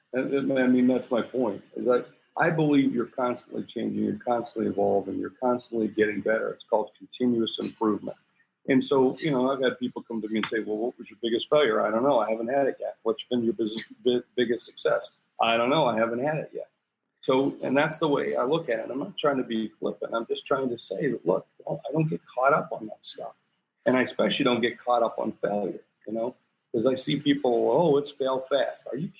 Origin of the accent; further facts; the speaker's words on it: South Dakota, United States; also born or lived in various US states; Yeah, I'm from South Dakota. I'm a place that most people only know on a map. I grew up in a military family. My father was in the military. We lived all over the U.S. and we finally settled in South Dakota a couple times.